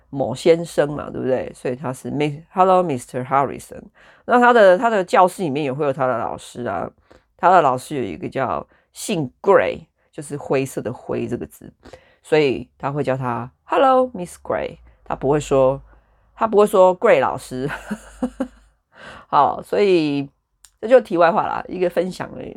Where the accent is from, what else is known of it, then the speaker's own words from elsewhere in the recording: Taichung, Taiwan; now in United Kingdom; 我就是一个来自人口很密集，然后很多人的一个城市，台中